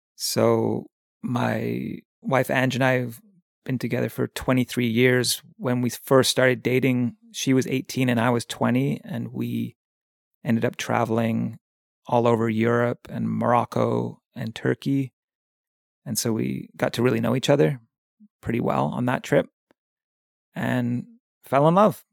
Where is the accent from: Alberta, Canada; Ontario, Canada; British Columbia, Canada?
British Columbia, Canada; Victoria; also born or lived in England; now in Pender Island, Canada; I grew up in England, and our family moved to Victoria when I was about nine years old. And so I consider Victoria my hometown. That's where I went to high school and grew up for most of my childhood, from like nine until twenty.